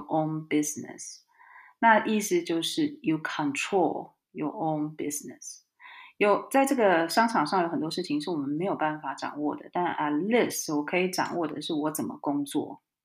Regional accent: Taiwan; moved away as an adult; also born or lived in Germany; now in Spain; 其实我是在台湾土生土长的孩子

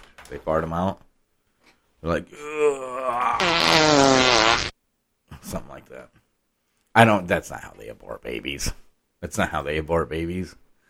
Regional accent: Iowa, United States; now in Arkansas, United States; I got pussified, though. I came from Iowa. Now I live in Arkansas, and now I'm pussified.

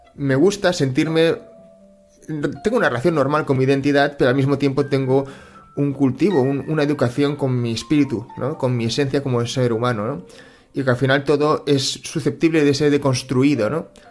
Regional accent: Barcelona, Catalonia, Spain; yo he nacido en Cataluña, he nacido en Barcelona, yo me siento catalán y español

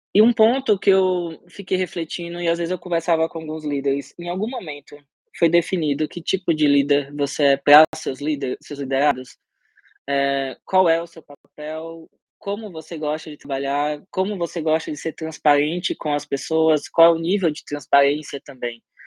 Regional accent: Sergipe, Brazil; eu sou sergipano, de origem

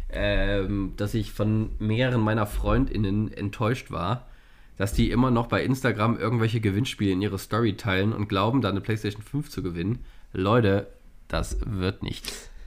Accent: North Rhine-Westphalia, Germany; Ich ja als Rheinländer schon ein bisschen. Und äh, in Gladbach ist es ja immer so, dass der große Zug Veilchen Dienstag ist.

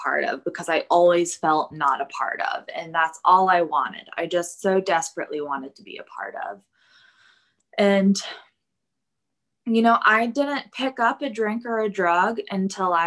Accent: Plano, Texas, United States; I grew up in Plano, which is a suburb of Dallas

